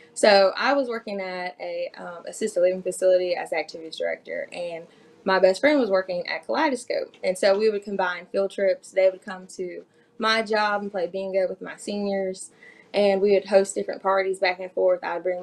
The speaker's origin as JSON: {"language": "English", "region": "Mississippi", "country": "United States", "moved": "yes", "lives_now": "Alabama, United States", "said": "Well, I'm originally from Mississippi"}